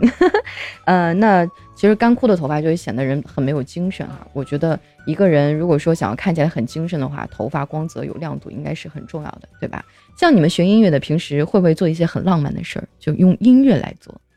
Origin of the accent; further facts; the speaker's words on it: northern China, China; 南方可能跟我们北方的差异啊